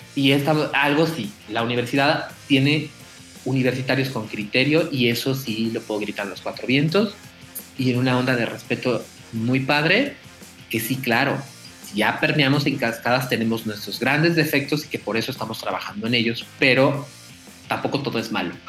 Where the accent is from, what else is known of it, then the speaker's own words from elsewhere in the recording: Mexico; somos más allá de mexicanos